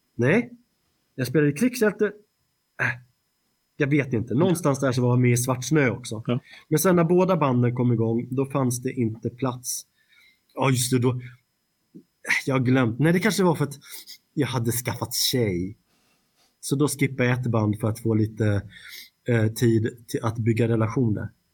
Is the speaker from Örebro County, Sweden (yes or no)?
no; Stockholm, Stockholm County, Sweden; vi var ju från Stockholm